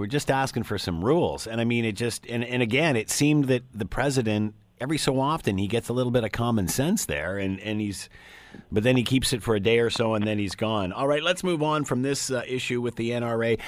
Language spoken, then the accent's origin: English; Canada; I'm a guy coming from Canada